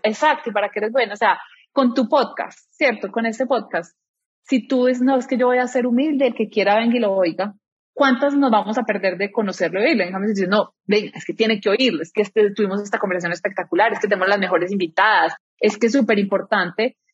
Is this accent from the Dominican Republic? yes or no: no; Medellín, Antioquia, Colombia; moved away; soy de Medellín, estoy casada, tengo una hija de tres años